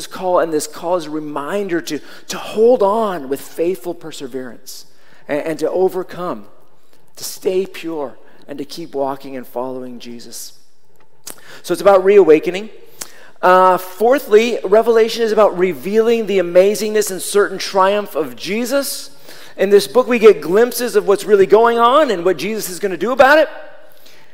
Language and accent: English; Seattle, Washington, United States; When I was growing up in Seattle